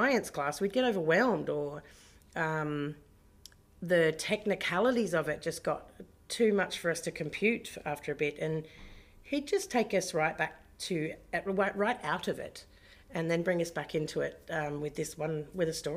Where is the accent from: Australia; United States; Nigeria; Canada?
Australia; Bridgetown, Western Australia; also born or lived in Kalgoorlie; now in Perth, Australia; I grew up in Bridgetown in the southwest and other towns, but mostly Bridgetown.